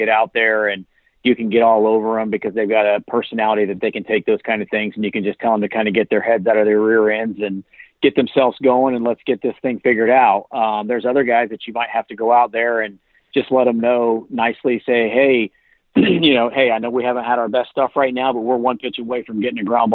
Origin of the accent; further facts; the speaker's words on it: Indiana, United States; growing up in Indiana